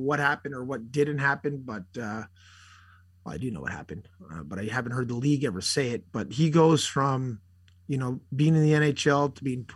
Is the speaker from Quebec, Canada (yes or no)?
yes; Montreal, Quebec, Canada; Growing up in Montreal